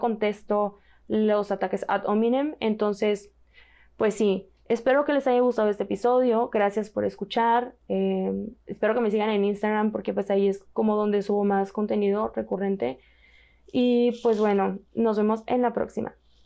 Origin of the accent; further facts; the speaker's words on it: Mexico; como mexicana